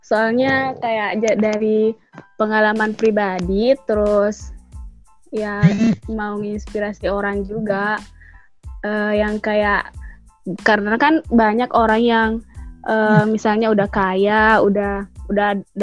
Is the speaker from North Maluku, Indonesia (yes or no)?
no; Bone, South Sulawesi, Indonesia; Asli Bone, Makassar.